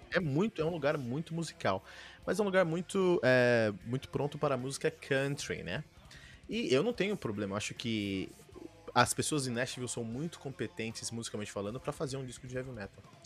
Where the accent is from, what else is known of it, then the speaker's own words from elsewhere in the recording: Brazil; eu sou brasileiro